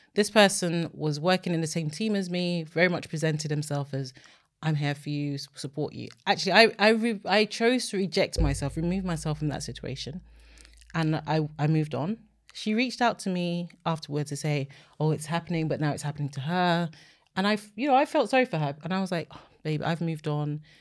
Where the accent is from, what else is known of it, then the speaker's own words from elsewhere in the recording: Nigeria; now in United Kingdom; I'm Nigerian